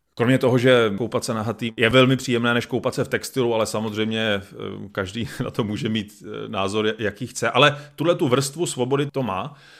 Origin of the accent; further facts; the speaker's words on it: Czechia; my, jako Češi nebo česká společnost